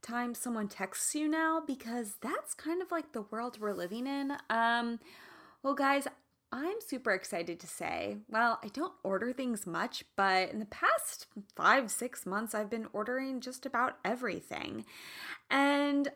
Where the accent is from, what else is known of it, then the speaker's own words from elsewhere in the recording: Midwest, United States; now in California, United States; I'm from the Midwest